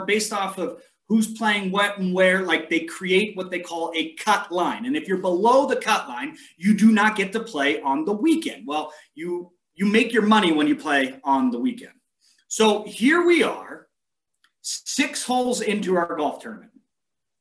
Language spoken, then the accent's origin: English; San Diego, California, United States; now in Montana, United States; where I grew up in San Diego